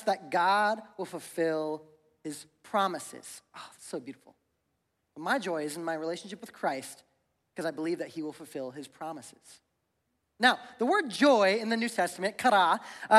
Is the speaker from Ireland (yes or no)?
no; Ohio, United States; moved away as an adult; now in Spokane, United States; I grew up in Ohio. I've been here for about 8 years, but growing up in Ohio, I literally learned how to drive in the snow and in the ice